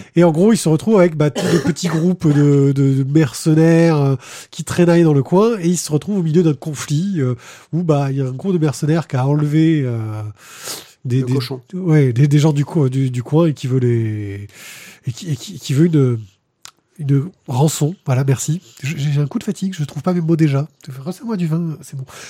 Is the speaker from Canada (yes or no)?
no; Marseille, Provence-Alpes-Côte d'Azur, France; On est de Marseille